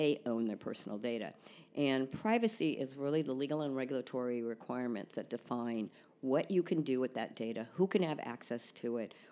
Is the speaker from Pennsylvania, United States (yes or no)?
no; San Francisco, California, United States; also born or lived in Dublin, Ireland; I was born in Dublin, Ireland, but raised in San Francisco, thus no brogue